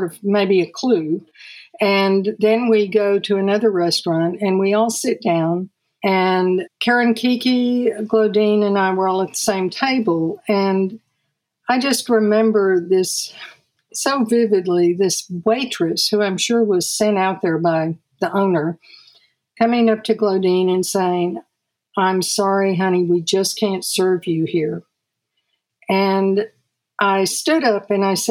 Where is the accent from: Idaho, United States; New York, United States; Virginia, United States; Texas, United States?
Texas, United States; Austin; I grew up in Austin